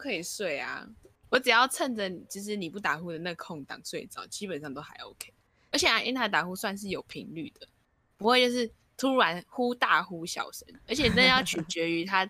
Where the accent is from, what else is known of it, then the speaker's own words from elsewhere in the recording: Taipei, Taiwan; 我 们 都是台北人